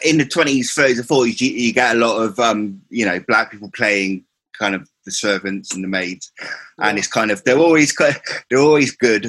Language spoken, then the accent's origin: English; Cornwall, South West England, United Kingdom; I'm from Cornwall